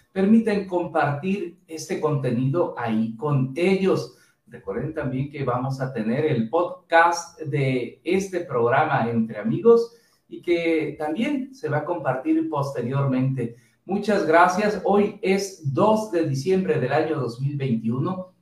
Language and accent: Spanish; Mexico; nuestro país